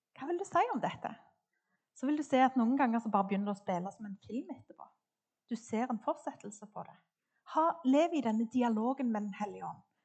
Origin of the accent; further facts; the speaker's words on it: Klepp, Rogaland, Norway; jeg vokste opp på Klepp, midt på Jæren